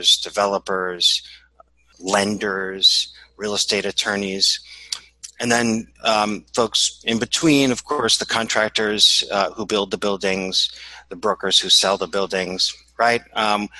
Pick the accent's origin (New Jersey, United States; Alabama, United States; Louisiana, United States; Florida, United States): Louisiana, United States; New Orleans; now in New York, United States; I'm sitting in New York, which is where I'm based. And I'm originally from New Orleans.